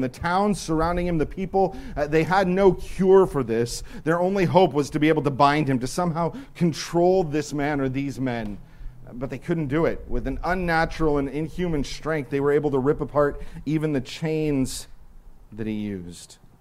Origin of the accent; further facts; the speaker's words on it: Santa Clarita, California, United States; I am from Santa Clarita, except that I'm not really. Because if anybody lives in Santa Clarita and knows that area, I would never say that I was from Santa Clarita. I would say that I lived in Canyon Country